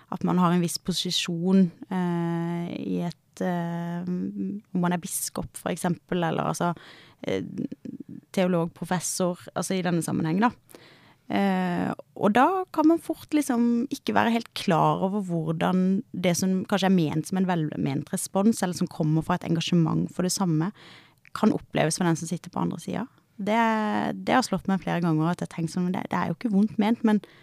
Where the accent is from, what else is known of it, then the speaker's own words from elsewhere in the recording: Kristiansand, Agder, Norway; moved away as an adult; also born or lived in Bergen; now in Oslo, Norway; Nå kommer jeg fra Sørlandet